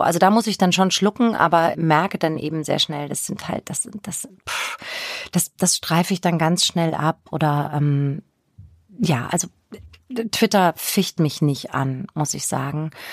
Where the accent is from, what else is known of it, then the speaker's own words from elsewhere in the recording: Bavaria, Germany; moved away as an adult; also born or lived in Würzburg; now in Hamburg, Germany; ich bin im Spessart aufgewachsen, habe in Würzburg studiert